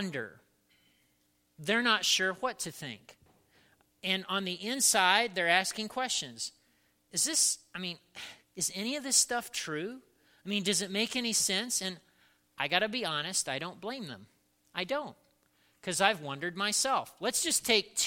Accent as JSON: {"language": "English", "region": "Indiana", "country": "United States", "tie": "born or raised there", "said": "I grew up in Indiana"}